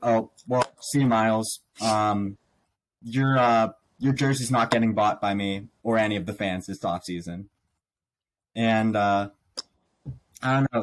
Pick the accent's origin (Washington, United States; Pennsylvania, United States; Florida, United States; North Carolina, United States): Pennsylvania, United States; Pittsburgh; I was born here in Pittsburgh. So Steelers, born and raised